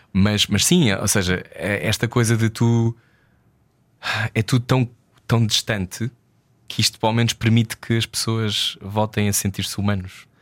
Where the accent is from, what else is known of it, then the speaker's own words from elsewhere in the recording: Portugal; como português